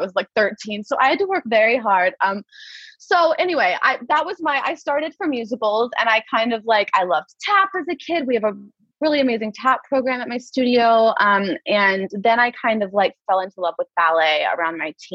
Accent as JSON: {"language": "English", "town": "Prairie Village", "region": "Kansas", "country": "United States", "tie": "born or raised there", "said": "I grew up in Prairie Village"}